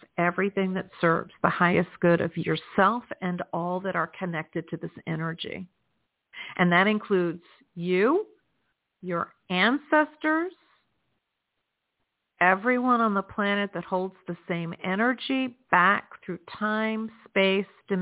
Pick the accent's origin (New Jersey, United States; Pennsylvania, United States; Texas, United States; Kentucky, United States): New Jersey, United States; now in South Florida, United States; My home state is New Jersey. You know, where we are born is always going to be our home state. But where I live is South Florida